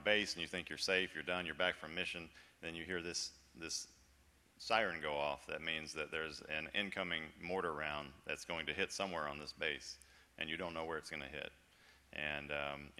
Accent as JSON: {"language": "English", "region": "Florida", "country": "United States", "tie": "born or raised there", "moved": "as an adult", "said": "I was born and raised in Florida, lived in Florida my whole life"}